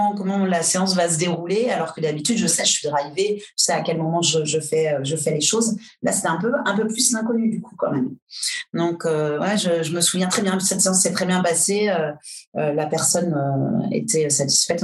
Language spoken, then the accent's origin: French; Angers, Pays de la Loire, France; moved away as an adult; also born or lived in Brittany; now in Paris, France; je suis originaire d'Angers à Angers. J'ai fait un cursus, j'ai passé mon bac